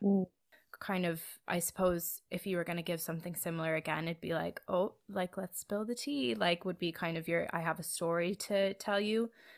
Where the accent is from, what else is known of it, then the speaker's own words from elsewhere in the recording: Philadelphia, Pennsylvania, United States; Very, very exclusively and specifically Philadelphia. As far as kind of my hometown, I don't think we have like our specific way of inflecting.